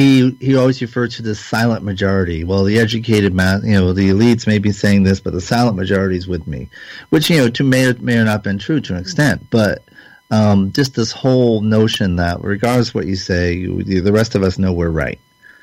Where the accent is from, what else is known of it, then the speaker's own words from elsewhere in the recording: Canada; as a Canadian, as an outsider, Americans are puzzled by this election